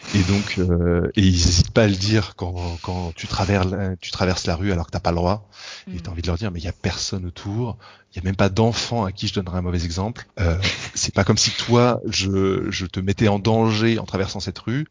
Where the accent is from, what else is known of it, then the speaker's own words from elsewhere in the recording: France; now in Germany; je suis français en Allemagne